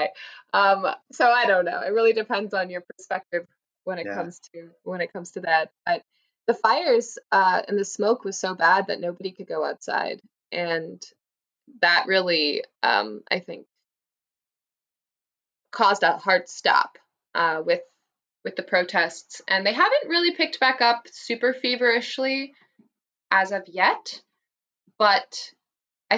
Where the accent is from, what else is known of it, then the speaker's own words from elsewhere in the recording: Pacific Northwest, United States; I grew up in the Pacific Northwest